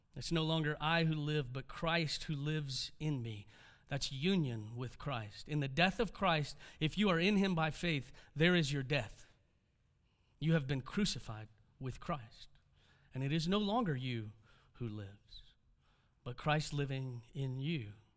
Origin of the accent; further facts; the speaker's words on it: Houston, Texas, United States; I'm a Texan